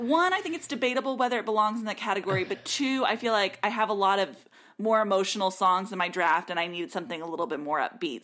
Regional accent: Texas, United States; now in Nashville, United States; I grew up in Texas

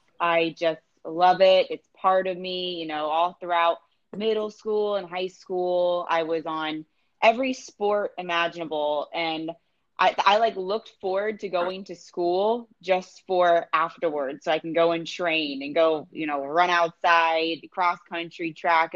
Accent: St. Petersburg, Florida, United States; also born or lived in Tampa, Florida; I was born in St. Petersburg, Florida, which is, you know, just over the bridge. And now I'm living over in Tampa. So yeah, pretty much born and raised here

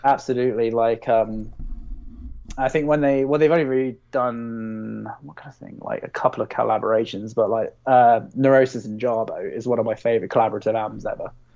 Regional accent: Basingstoke, South East England, United Kingdom; I'm from Basingstoke

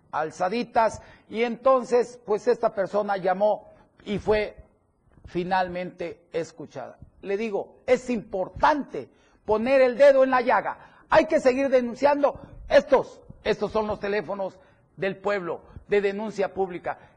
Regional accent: Chiapas, Mexico; como chiapaneco, como mexicano

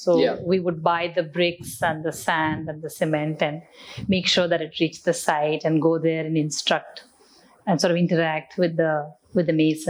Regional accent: Delhi, India; also born or lived in Chennai / Jabalpur / Secunderabad; Some years in Jabalpur, that's in Madhya Pradesh, in Secunderabad, and then in Delhi. So that's where I finished my high school.

